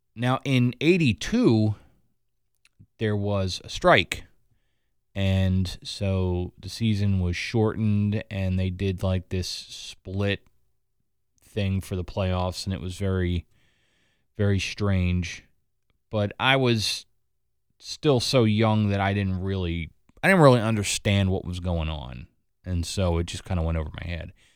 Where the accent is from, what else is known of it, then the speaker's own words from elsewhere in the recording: Philadelphia, Pennsylvania, United States; My hometown team, the Philadelphia Phillies